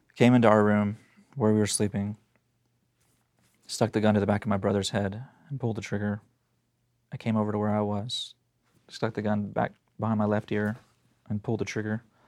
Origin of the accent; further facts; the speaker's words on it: Tulsa, Oklahoma, United States; I was born in Tulsa, Oklahoma, and so that's where all this happened. I was born, um, in nineteen eighty, and kinda grew up